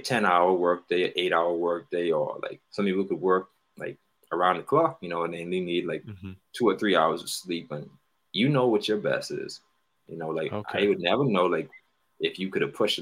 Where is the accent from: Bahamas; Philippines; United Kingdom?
Bahamas; I'm from the Bahamas